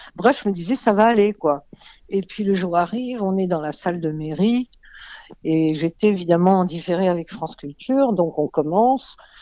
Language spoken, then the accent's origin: French; Egypt; moved away; je suis née en Égypte